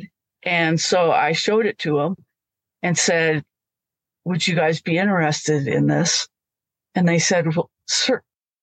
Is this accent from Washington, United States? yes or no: yes; Usk, Washington, United States; moved away as an adult; now in Montana, United States; I was raised in Washington in a small town called Usk, U-S-K. It's about 65 miles north of Spokane.